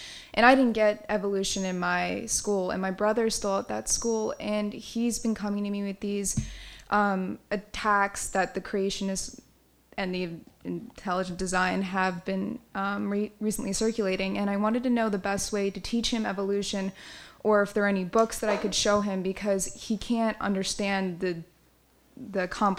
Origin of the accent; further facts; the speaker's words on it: Georgia, United States; I'm from Georgia